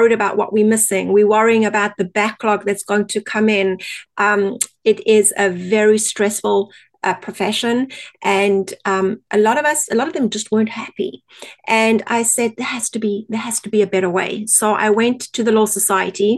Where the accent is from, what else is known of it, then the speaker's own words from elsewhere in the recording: South Africa; accent: South African; moved away as an adult; now in Canada; My accent is originally from South Africa, and we emigrated to Canada in 2001